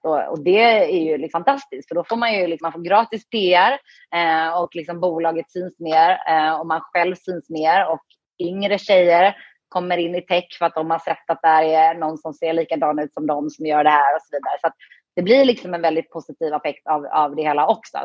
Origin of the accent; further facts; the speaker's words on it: Höllviken, Skåne, Sweden; moved away as an adult; also born or lived in Gothenburg, Sweden / Lakeland, Florida, United States; Så jag är född i Göteborg, eh, från början. och bodde där de första åren i mitt liv. Och sen så flyttade jag till Skåne. När det var dags att börja skolan